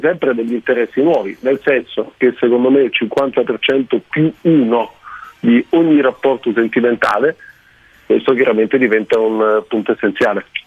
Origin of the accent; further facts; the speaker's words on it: Germany; moved away; la Germania è una cartina di tornasole perfetta, non solo perché è il mio paese